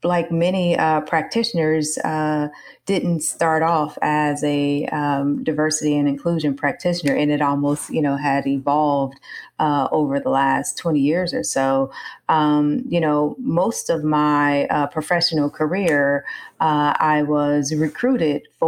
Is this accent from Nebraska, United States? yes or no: yes; Omaha, Nebraska, United States; I'm originally from Omaha, Nebraska.